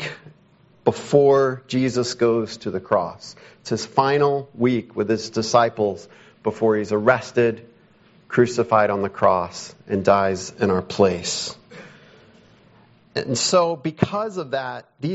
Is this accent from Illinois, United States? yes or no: yes; Chicago, Illinois, United States; moved away as an adult; I grew up around Chicago.